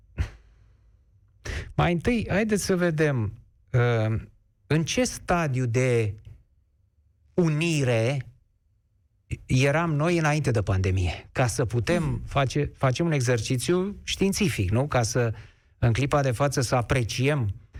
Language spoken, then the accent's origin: Romanian; Romania; Și domnul Mache și eu suntem români. Amândoi. Suntem cetățeni români.